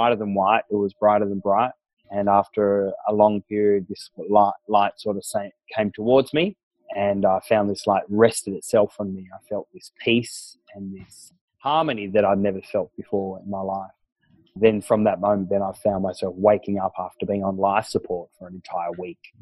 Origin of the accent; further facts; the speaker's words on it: Tasmania, Australia; I was born and raised down in Tasmania.